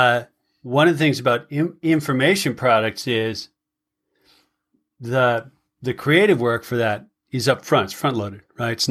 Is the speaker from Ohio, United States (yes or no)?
no; Durango, Colorado, United States; it's my hometown, right? That's my hometown.